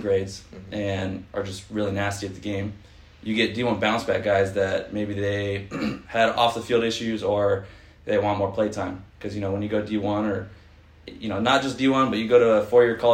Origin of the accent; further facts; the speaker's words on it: Fullerton, California, United States; also born or lived in Albuquerque, New Mexico; I'm a SoCal kid. I grew up in Fulton for the last 12 years.